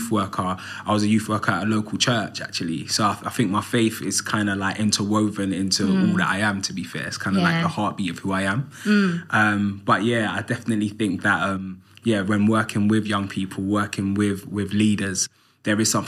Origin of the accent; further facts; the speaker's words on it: London, United Kingdom; I grew up in Islington, North London, on an estate called Andover Estate